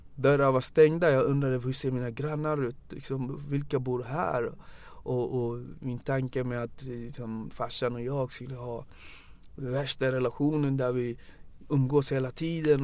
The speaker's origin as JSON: {"language": "Swedish", "town": "Banjul", "country": "Gambia", "tie": "born or raised there", "moved": "yes", "lives_now": "Sweden", "said": "Jag är född i Gambia. Um, jag är född 83, 1983"}